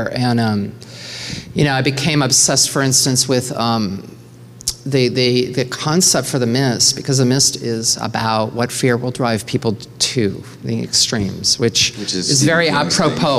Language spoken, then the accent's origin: English; Nova Scotia, Canada; from a tiny town in Nova Scotia